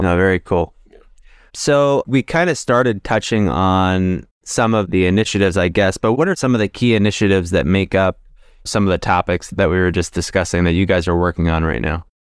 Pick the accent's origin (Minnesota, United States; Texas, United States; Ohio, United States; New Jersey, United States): New Jersey, United States; I grew up in New Jersey